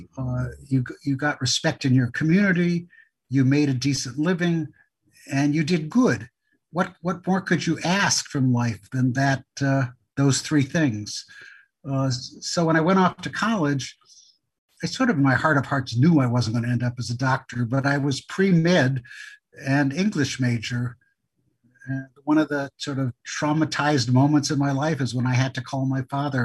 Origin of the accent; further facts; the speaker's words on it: Superior, Wisconsin, United States; also born or lived in Melrose, Wisconsin; I grew up first in a little town called Melrose, Wisconsin, 497 people. My father was a country doctor. Then a town called Superior, Wisconsin